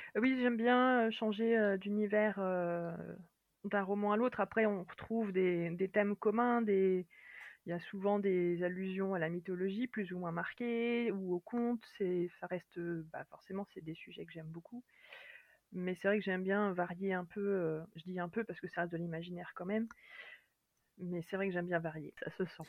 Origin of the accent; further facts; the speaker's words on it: France; accent: French; mon accent français